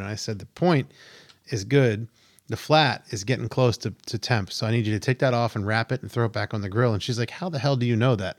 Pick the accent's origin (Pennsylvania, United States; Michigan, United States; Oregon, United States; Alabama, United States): Pennsylvania, United States; I grew up in the Pennsylvania coast.